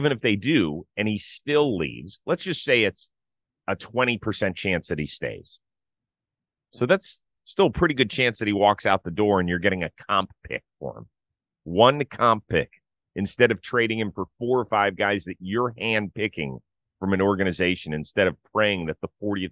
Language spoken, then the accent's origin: English; Cleveland, Ohio, United States; I grew up in Cleveland